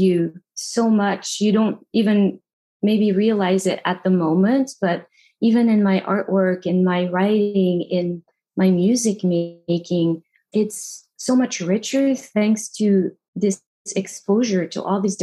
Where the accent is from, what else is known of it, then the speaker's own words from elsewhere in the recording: Paris, Île-de-France, France; moved away; growing up in Paris was great. Until I moved out of Paris